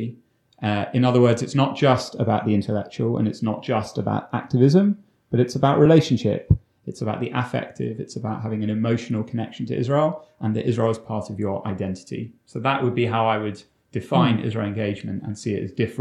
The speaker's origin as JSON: {"language": "English", "region": "London", "country": "United Kingdom", "tie": "born or raised there", "said": "I grew up in London, but the one in the UK"}